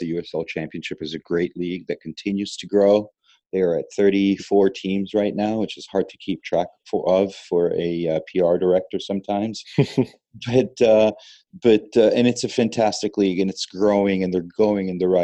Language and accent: English; Italy; moved away as an adult; also born or lived in Columbus / Boston; now in Raleigh, United States; I grew up in Italy